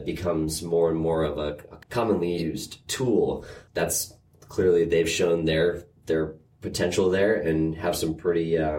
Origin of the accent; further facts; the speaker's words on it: Andover, Massachusetts, United States; Andover, Mass.